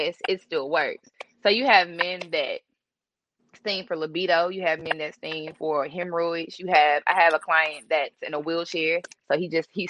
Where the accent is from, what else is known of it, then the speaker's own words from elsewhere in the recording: Jackson, United States; I'm from Jackson. I went to Murrow. I also attended the University of Tennessee